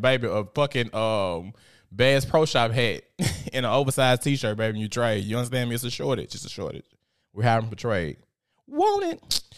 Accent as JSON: {"language": "English", "town": "Memphis", "region": "Tennessee", "country": "United States", "said": "I'm a little gangster 'cause I'm from South Memphis"}